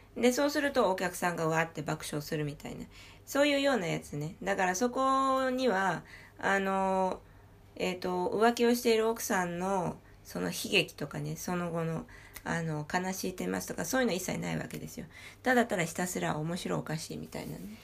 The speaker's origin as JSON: {"language": "Japanese", "town": "Paris", "region": "Île-de-France", "country": "France", "tie": "born or raised there", "said": "私も実際にそこで育っている"}